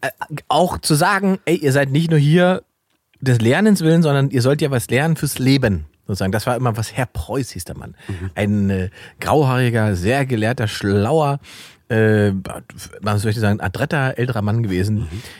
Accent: Salzwedel, Saxony-Anhalt, Germany; meiner Heimatstadt Salzwedel, da wo ich ursprünglich mhm. herkomme

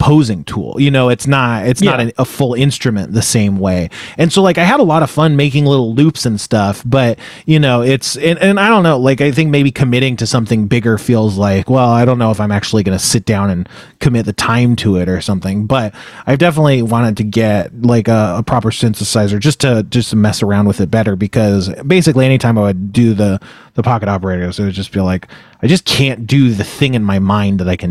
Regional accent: Moorpark, California, United States; I grew up in Moore Park, which is about a half hour and no traffic from

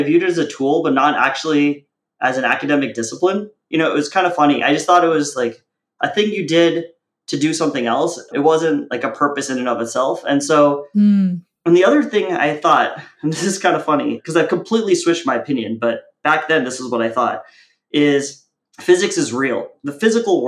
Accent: United States; also born or lived in India / Kuwait; when I was four, we came to America

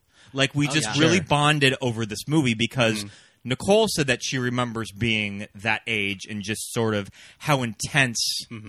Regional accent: California, United States; Especially growing up in California too.

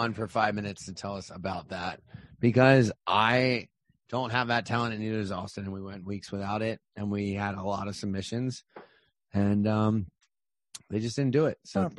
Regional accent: Delaware, United States; moved away as an adult; I mean, I was born in Yankee territory.

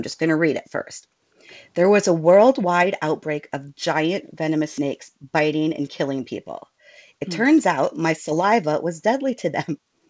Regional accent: Iowa, United States; That's Iowa, my home state and Mindy's home state and my current living state as well.

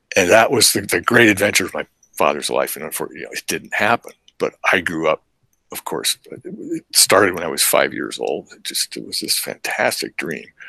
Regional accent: Princeton, New Jersey, United States; moved away; also born or lived in Alaska; when I had been a child, growing up in Princeton

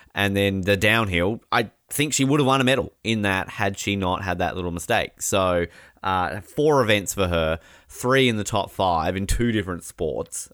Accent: Australia; we're Australian

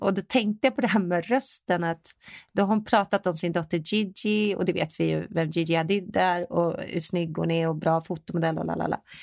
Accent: Sweden; now in United States; jag är svensk

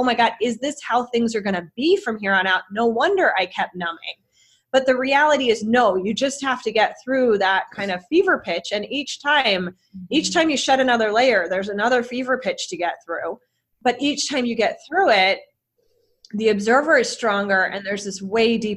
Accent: Bay Area, California, United States; moved away as an adult; now in Chicago, United States; I'm from the Bay Area

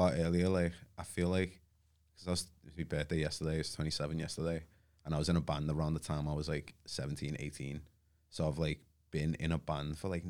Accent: Liverpool, North West England, United Kingdom; being from where I was, like growing up in Toxteth as well.

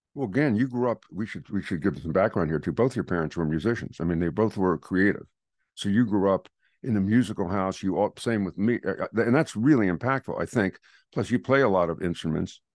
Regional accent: Philadelphia, Pennsylvania, United States; I'm from Philadelphia

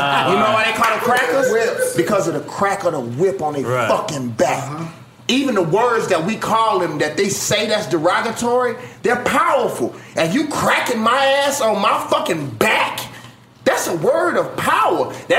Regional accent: Mississippi, United States; I'm from Mississippi

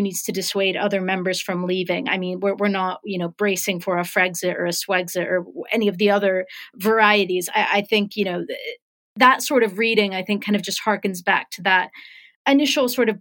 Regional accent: United States; now in United Kingdom; as an American who hasn't been home in quite some time

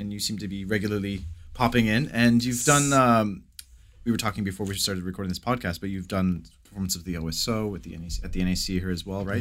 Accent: Canada; also born or lived in New York; as a Canadian living in the States

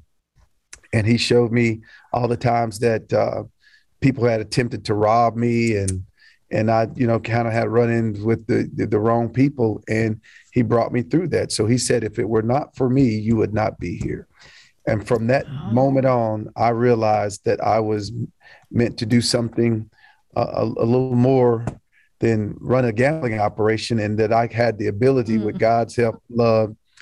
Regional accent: Knoxville, Tennessee, United States; I was born and raised here in Knoxville, grew up in East Knoxville

